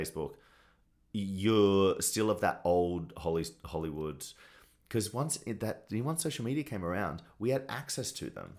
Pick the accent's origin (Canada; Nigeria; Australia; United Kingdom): Australia; moved away as an adult; now in Los Angeles, United States; as a young gay boy in Australia.